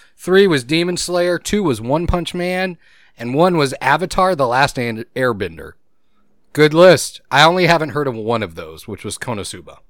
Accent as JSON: {"language": "English", "region": "Gulf Coast", "country": "United States", "tie": "born or raised there", "said": "I grew up in humidity. You did too. Me and you both. We grew up on the Gulf"}